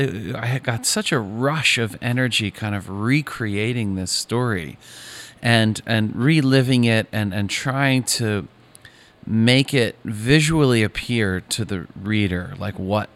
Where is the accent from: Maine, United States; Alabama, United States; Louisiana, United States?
Maine, United States; I grew up in Northern Maine